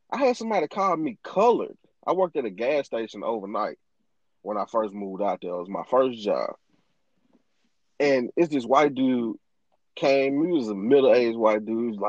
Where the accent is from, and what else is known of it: Greenville, Mississippi, United States; moved away as an adult; also born or lived in Chicago